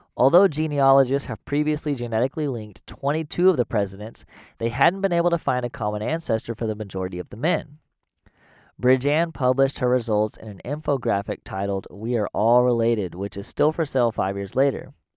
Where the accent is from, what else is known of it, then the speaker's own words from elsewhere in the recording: United States; growing up in America